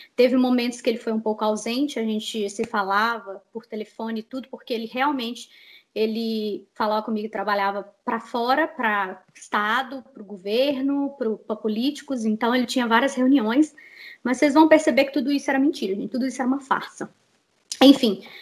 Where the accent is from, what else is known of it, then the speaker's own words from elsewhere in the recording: Betim, Minas Gerais, Brazil; moved away as an adult; also born or lived in Belo Horizonte; now in United States; vim de Minas Gerais. Morei, nasci em BH, morava em Betim, morei em Betim a vida inteira